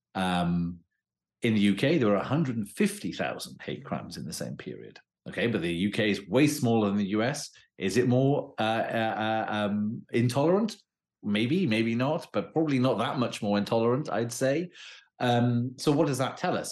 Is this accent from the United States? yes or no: no; Wales, United Kingdom